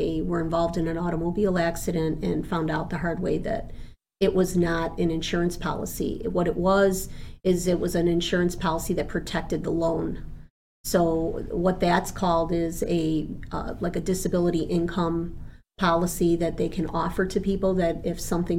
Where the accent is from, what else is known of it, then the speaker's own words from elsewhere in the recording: Argentina; born there; first language Spanish; English is a second language; because I was born in Argentina, I was raised speaking Spanish as a young child.